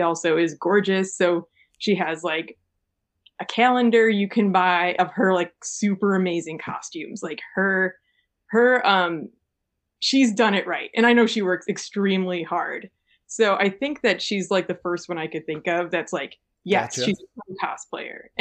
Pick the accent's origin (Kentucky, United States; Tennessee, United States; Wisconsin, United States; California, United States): Wisconsin, United States; Sun Prairie; also born or lived in Minneapolis–Saint Paul, Minnesota; now in Madison, United States; I spent most of my childhood in Sun Prairie